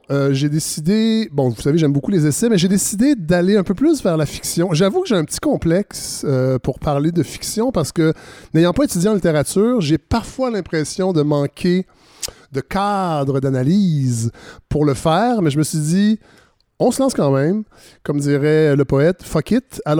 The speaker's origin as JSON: {"language": "French", "town": "Alma", "region": "Quebec", "country": "Canada", "tie": "born or raised there", "also_born_or_lived": "Montreal", "moved": "as an adult", "said": "moi, je suis né à Alma, au Lac-Saint-Jean."}